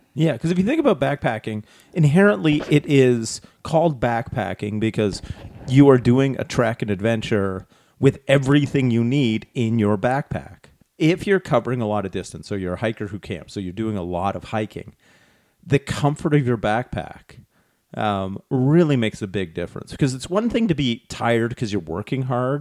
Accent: Canada; we're Canadian.

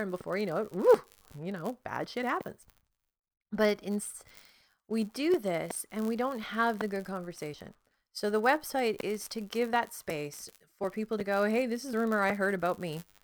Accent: Canada; I'm Canadian

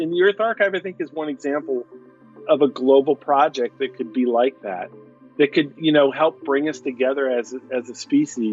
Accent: Duluth, Minnesota, United States; moved away; also born or lived in Spokane, Washington; I was born in Minnesota, and I spent half my childhood in Duluth, Minnesota, which is on the southern tip of Lake Superior. It's kind of the extreme northern part of Minnesota by Canada. And then half my childhood in Spokane, Washington, in eastern Washington. But I consider my hometown to be Duluth, Minnesota.

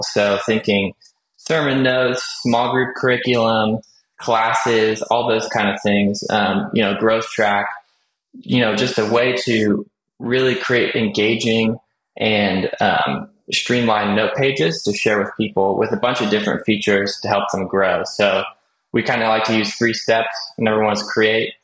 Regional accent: California, United States; I am from California.

